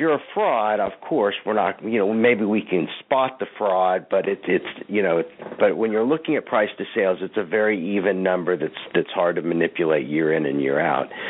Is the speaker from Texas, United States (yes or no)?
yes; Fort Worth, Texas, United States; I grew up in Fort Worth, Texas